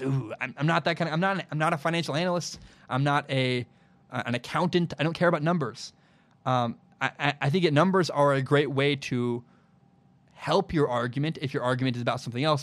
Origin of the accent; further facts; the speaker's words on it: Portland, Oregon, United States; my hometown of Portland, Oregon